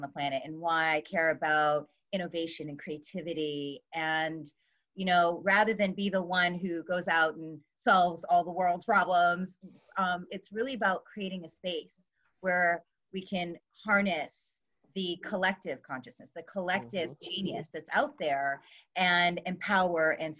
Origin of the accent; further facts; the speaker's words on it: California, United States; I am from California